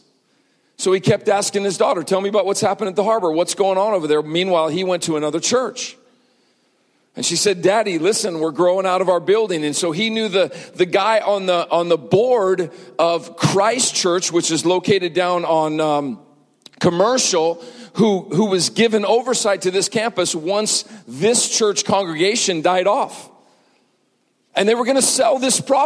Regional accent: Montana, United States; when I was growing up in Montana

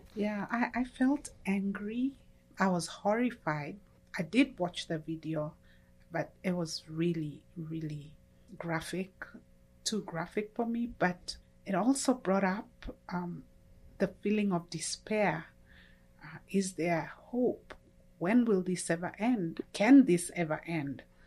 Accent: Kenya; moved away as an adult; now in United States; I'm originally from Kenya, uh, which is in E-, East Africa. I grew up there

